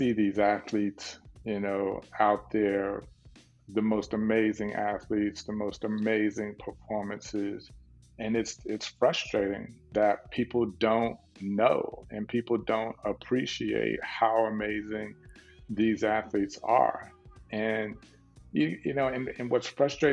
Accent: Dallas, Texas, United States; growing up in South Dallas, you know, in Texas

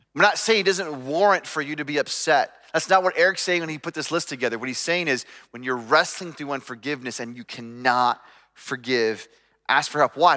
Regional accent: United States; growing up in America

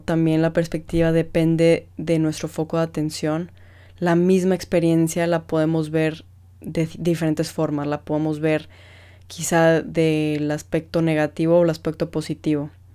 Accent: Mexico; como mexicanos somos muy apasionados en todo lo que hacemos

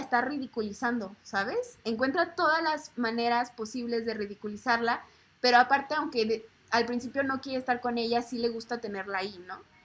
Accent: Mexico; como mexicanos también exportamos cultura

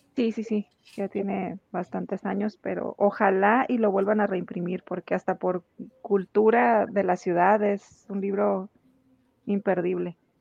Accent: Tijuana, Baja California, Mexico; todas las personas que somos originarias de Tijuana

